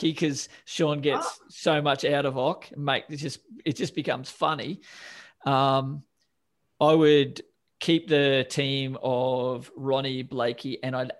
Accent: Australia; I'm an Aussie

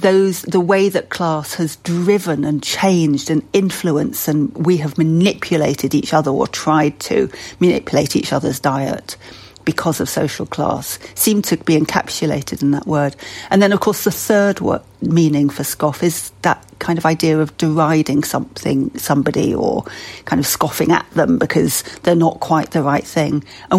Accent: Leeds, Yorkshire and the Humber, United Kingdom; If you're a commoner and a northerner like me, and I might not sound that northern, but I grew up in Leeds

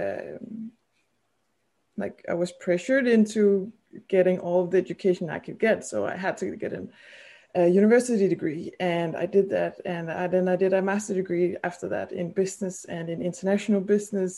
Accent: Denmark; English is a second language; also born or lived in Copenhagen; I'm from Denmark and I still live in Denmark

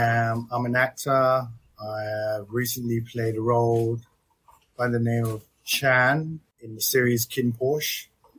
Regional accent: London, United Kingdom; moved away; also born or lived in Thailand; I've spent most of my life living in London.

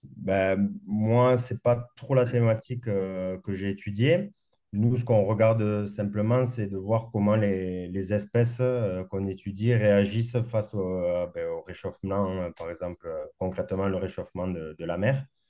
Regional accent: Castres, Occitania, France; moved away as an adult; also born or lived in Morbihan / Perpignan; j'ai grandi à Castres, donc un peu loin de la mer

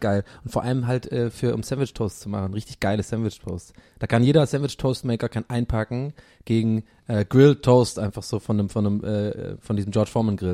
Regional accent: Swabia, Germany; moved away; bei uns im Schwabenland

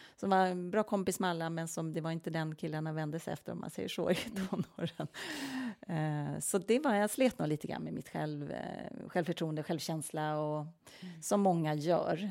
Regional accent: Norrtälje, Stockholm County, Sweden; also born or lived in Milan, Italy; jag är ju född och uppvuxen utanför Norrtälje, så det är en liten stad utanför Stockholm

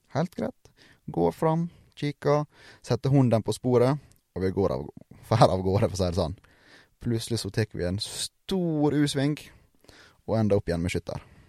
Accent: Sunnmøre, Møre og Romsdal, Norway; ikke fordi jeg er sunnmøring

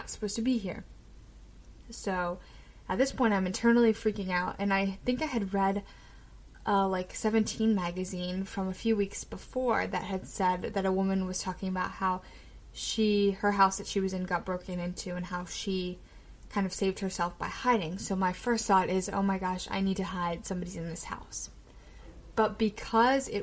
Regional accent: Annapolis, Maryland, United States; also born or lived in Severna Park, Maryland; I am from Annapolis, Maryland, and I grew up between Severna Park and Annapolis, kind of between the two.

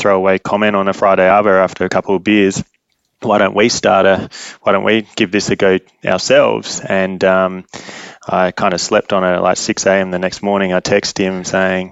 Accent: Adelaide, South Australia, Australia; moved away as an adult; also born or lived in London; now in Perth, Australia; I grew up in Adelaide and then moved to Perth with Westpac at the time for a job

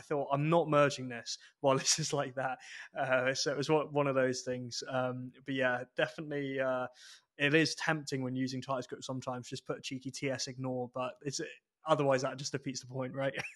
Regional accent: England, United Kingdom; moved away as an adult; now in Edinburgh, United Kingdom; I spent so long down south, uh, basically from childhood, that uh, it's weird for me being in Edinburgh with it technically being home

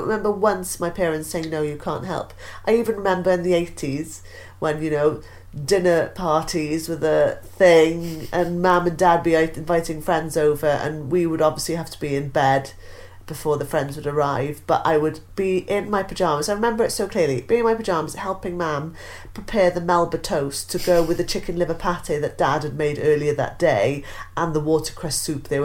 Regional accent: Wales, United Kingdom; I'm Welsh

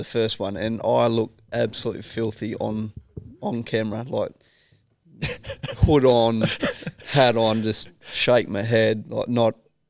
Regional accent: Australia; I think we probably went through a stage as Australian cricket team where we got quite arrogant in the way we were playing the game of cricket, and that's not Australia in my eyes.

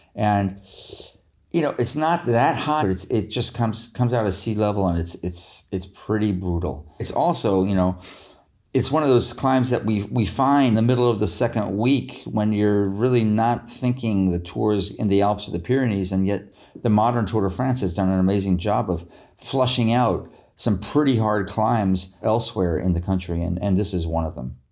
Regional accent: United States; as an American

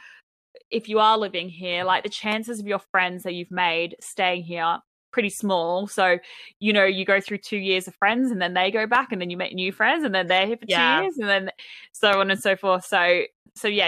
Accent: Australia; moved away as an adult; also born or lived in Brisbane; now in London, United Kingdom; I'm Australian

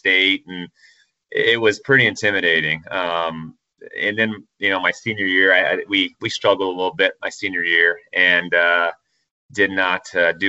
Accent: Fort Wayne, Indiana, United States; growing up in Fort Wayne

